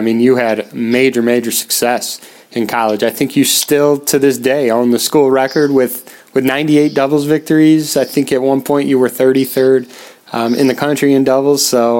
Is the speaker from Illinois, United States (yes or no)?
yes; Chicago, Illinois, United States; I'm from the Chicago area.